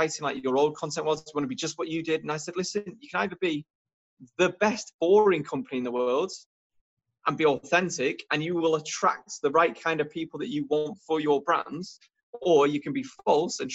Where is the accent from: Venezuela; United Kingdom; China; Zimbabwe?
United Kingdom; also born or lived in Warrington; we're British